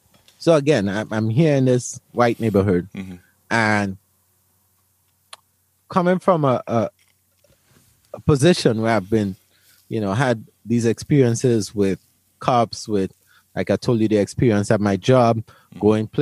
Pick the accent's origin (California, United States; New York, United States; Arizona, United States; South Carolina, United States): New York, United States; Brooklyn; I come from Brooklyn, where Brooklyn or New York probably has some of the strictest gun laws in the United States.